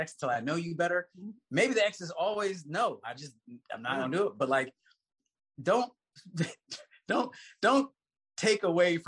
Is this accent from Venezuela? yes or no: no; Bahamas; I'm from the Bahamas